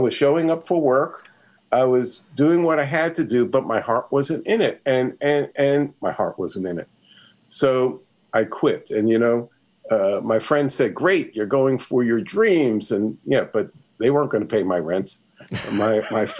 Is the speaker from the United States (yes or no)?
yes; New York City, New York, United States; I grew up in New York City